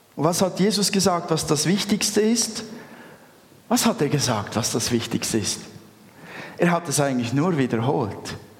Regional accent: Switzerland; Wir sind Schweizer.

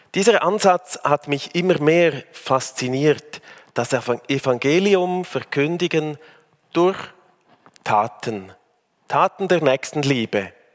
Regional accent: Switzerland; also born or lived in Africa / Bern / Aargau / Zurich; now in Uster, Switzerland; In Afrika geboren, im Rheintal aufgewachsen

